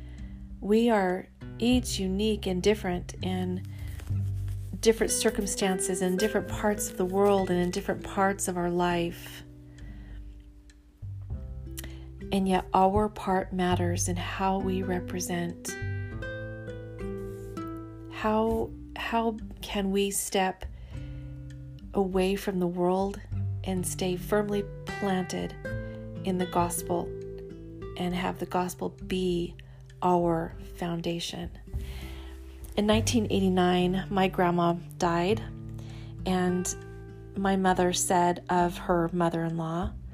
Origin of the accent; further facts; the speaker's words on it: Central California, United States; moved away as an adult; as a teenager growing up in Central California